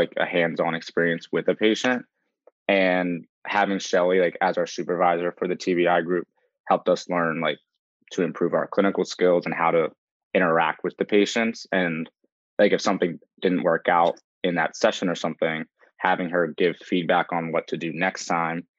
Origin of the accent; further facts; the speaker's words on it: Collegeville, Pennsylvania, United States; I'm from Collegeville, Pennsylvania